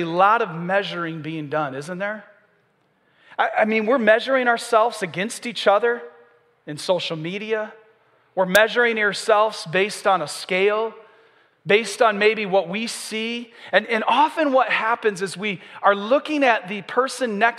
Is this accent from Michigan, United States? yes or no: yes; Michigan, United States; also born or lived in the South (US); now in Southern United States; I'm from Michigan